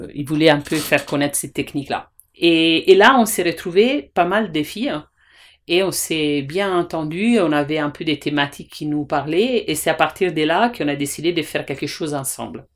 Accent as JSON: {"language": "French", "country": "Italy", "second_language": "French", "moved": "yes", "said": "je suis italienne"}